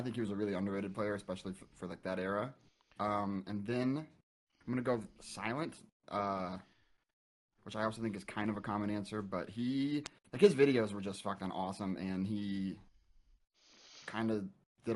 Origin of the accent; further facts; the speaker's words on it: Indiana, United States; moved away; I'm from Indiana originally, and so I lived in like the middle of nowhere